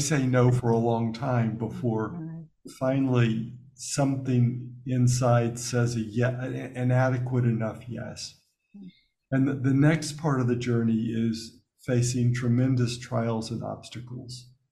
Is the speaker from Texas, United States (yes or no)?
no; Birmingham, Alabama, United States; moved away; growing up in Alabama before I went to Notre Dame